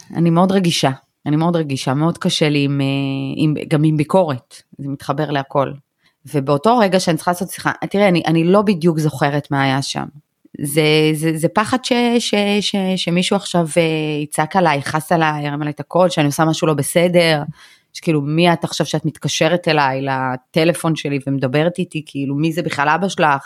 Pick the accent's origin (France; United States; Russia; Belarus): Belarus; now in Israel; אני מבלרוס, אבל פעם היינו, כאילו, בישראל כולם קוראים לנו רוסים